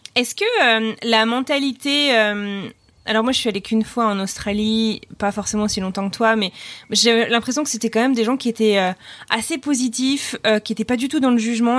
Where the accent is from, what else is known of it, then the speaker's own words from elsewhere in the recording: Brittany, France; je suis bretonne